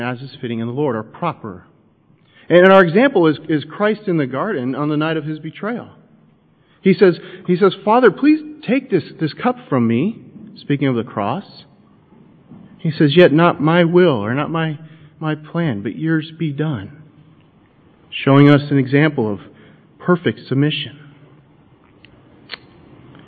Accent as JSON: {"language": "English", "country": "United States", "said": "I'm an American"}